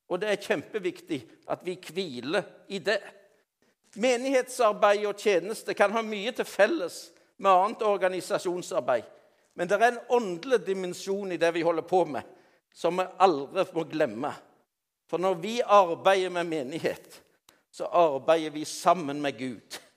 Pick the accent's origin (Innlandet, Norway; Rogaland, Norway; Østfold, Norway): Rogaland, Norway; Alle kjenner meg jo ikke like godt, men jeg er jo rogalending.